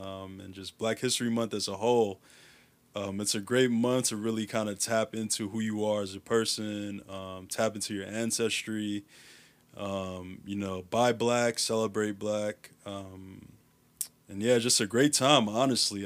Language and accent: English; Chicago, Illinois, United States; I grew up in Uptown